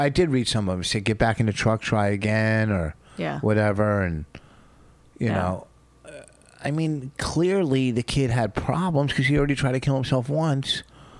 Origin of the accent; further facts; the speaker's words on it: Canada; quit being Canadian and go, you know what?